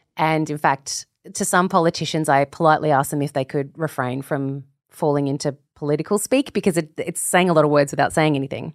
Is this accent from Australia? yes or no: yes; Australia; As an Australian